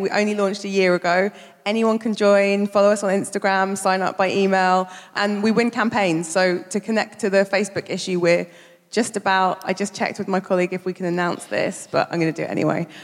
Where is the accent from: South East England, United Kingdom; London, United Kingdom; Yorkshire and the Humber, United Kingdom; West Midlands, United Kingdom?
London, United Kingdom; I grew up in Brixton.